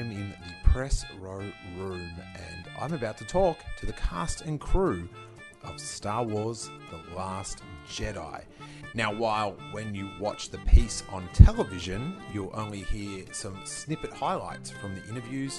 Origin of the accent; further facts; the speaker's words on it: Melbourne, Victoria, Australia; I'm from Melbourne.